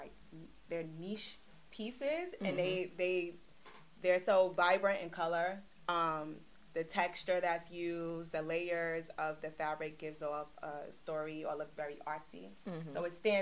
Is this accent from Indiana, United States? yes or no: no; New York City, New York, United States; also born or lived in Virginia; I'm from Brooklyn, New York